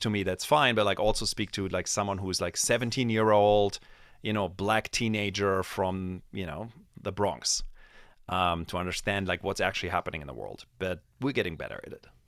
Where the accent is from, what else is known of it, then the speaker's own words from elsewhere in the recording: Germany; moved away; I grew up in Germany